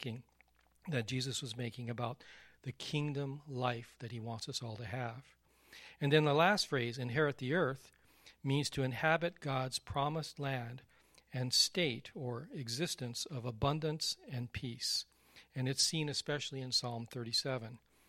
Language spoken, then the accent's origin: English; Texas, United States; Your dad is from Texas. I'm from Texas. Texans learn how to ride horses.